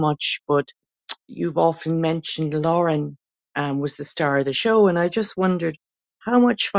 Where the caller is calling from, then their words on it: Ireland; I'm ringing from Ireland